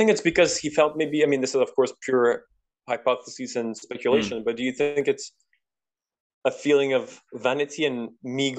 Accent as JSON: {"language": "English", "region": "Quebec", "country": "Canada", "first_language": "French", "second_language": "English", "said": "I'm from Quebec. We speak the same language"}